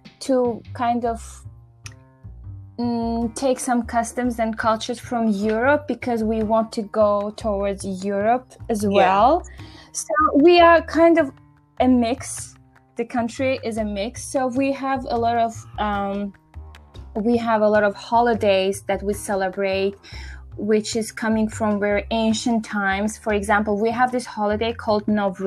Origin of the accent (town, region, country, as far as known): Azerbaijan